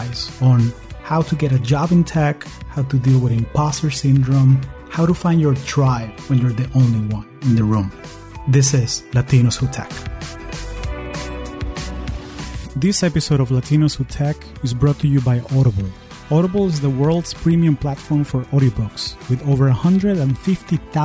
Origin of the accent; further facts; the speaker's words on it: Caracas, Capital District, Venezuela; now in United States; I am originally from Caracas, Venezuela, and I've been calling the U.S. home for the last 20 years